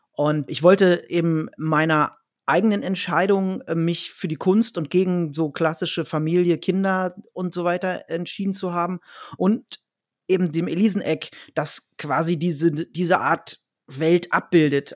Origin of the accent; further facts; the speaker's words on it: Dannenberg, Lower Saxony, Germany; also born or lived in Berlin; now in Hanover, Germany; dann zwei Jahre in meiner alten Heimat, dem Wendland, also da, wo ich auch geboren wurde, in Dannenberg.